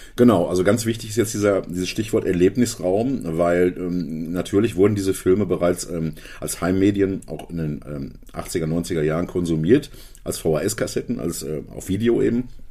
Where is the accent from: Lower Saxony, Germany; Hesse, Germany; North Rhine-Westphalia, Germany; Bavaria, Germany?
North Rhine-Westphalia, Germany; Hagen; bei uns in Hagen, meiner Heimatstadt Hagen